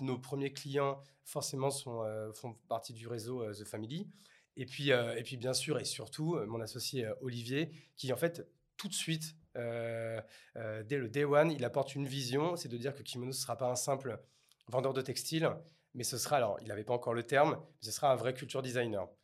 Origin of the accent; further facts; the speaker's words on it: Bordeaux, Nouvelle-Aquitaine, France; Je suis bordelais